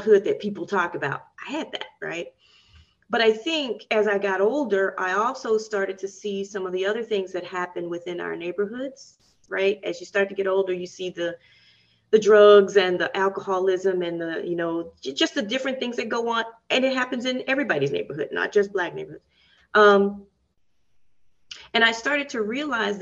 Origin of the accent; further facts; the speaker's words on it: Nashville, Tennessee, United States; I grew up in Nashville, and there's a lot of history of segregation.